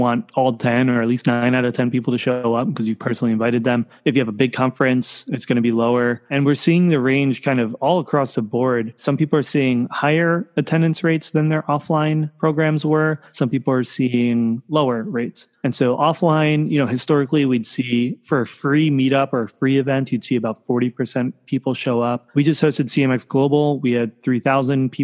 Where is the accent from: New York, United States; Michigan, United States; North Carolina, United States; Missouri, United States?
New York, United States; now in San Francisco, United States; I grew up in New York. I live in San Francisco now.